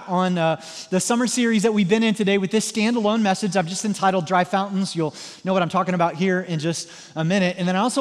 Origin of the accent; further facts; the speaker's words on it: Southwest Missouri, United States; moved away as an adult; now in Indiana, United States; I'm like from Southwest Missouri